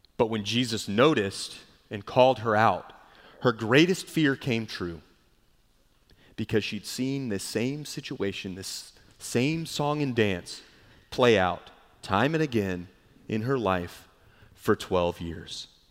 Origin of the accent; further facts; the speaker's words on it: Charleston, South Carolina, United States; moved away; growing up in Charleston